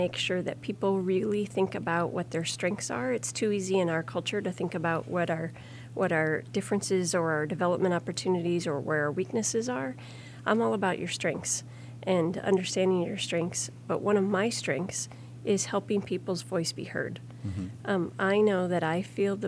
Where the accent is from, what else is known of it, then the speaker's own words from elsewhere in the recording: Grundy Center, Iowa, United States; I grew up in Grundy Center with about 3,000 people.